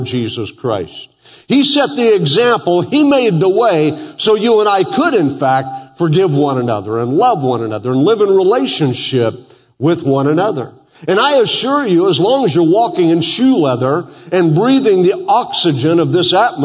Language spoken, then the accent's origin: English; Western Oklahoma, United States; I grew up in Western Oklahoma